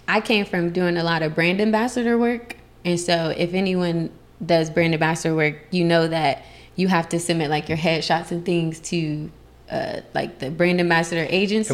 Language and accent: English; Columbus, Ohio, United States; moved away as an adult; also born or lived in Las Vegas, Nevada; now in California, United States; I'm originally from Columbus, Ohio